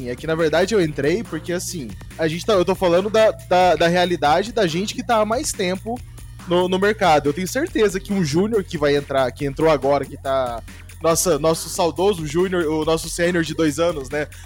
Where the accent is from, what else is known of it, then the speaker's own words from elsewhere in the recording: Campo Grande, Mato Grosso do Sul, Brazil; eu vim né, do interiorzão, né? Eu, eu vim de Campo Grande, Mato Grosso do Sul